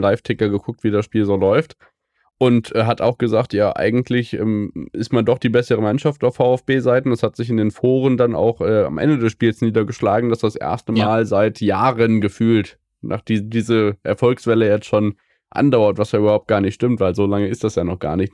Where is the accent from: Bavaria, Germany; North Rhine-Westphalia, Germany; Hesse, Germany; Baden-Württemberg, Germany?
Hesse, Germany; als Hesse